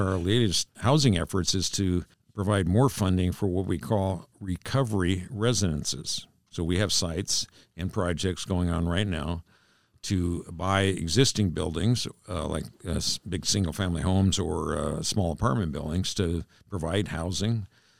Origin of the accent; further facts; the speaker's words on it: East Bremerton, Washington, United States; born there; Now, to set the record straight, I was born in East Bremerton, okay? It's a big difference.